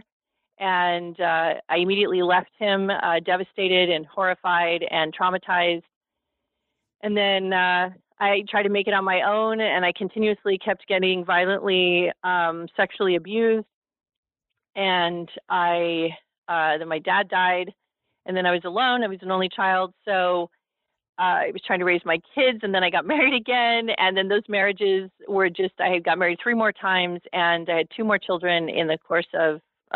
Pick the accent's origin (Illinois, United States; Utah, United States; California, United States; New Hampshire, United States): California, United States; Los Angeles; I was raised in Hollywood, California